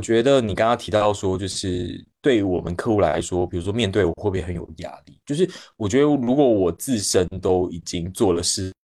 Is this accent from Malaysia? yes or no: no; Taiwan; accent: Taiwanese; also born or lived in Beijing, China; now in China; 我是一个长期在大陆的台湾人，大家也可以听到我口音。然后，嗯，我现在的生活就是在国内 各个地方到处跑